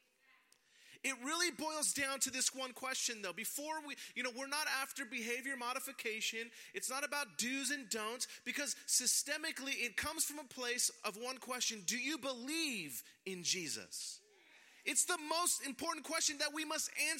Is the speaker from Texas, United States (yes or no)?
no; San Francisco, California, United States; I was born and raised in San Francisco. I'm a native